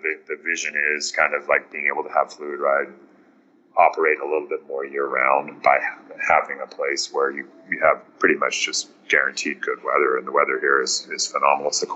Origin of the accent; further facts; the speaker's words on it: South Africa; moved away; I'm originally from South Africa